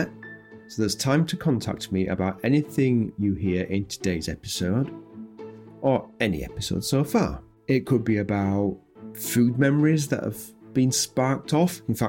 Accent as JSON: {"language": "English", "region": "Yorkshire and the Humber", "country": "United Kingdom", "moved": "yes", "said": "nice to be speaking to another Yorkshire person. It doesn't happen to me very much these days, not being in Yorkshire anymore."}